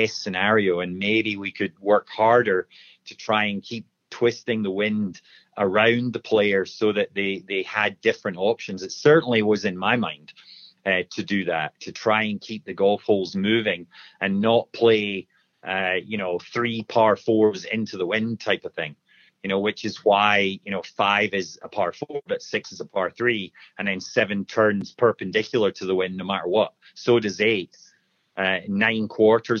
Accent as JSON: {"language": "English", "region": "Scotland", "country": "United Kingdom", "said": "I'm a Scotsman"}